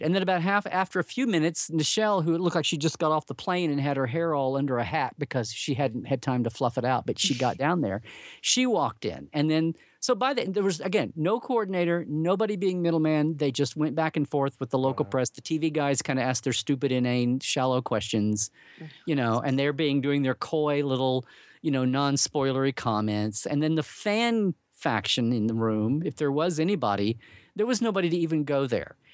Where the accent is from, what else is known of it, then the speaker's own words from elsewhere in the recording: Oklahoma, United States; I grew up in Oklahoma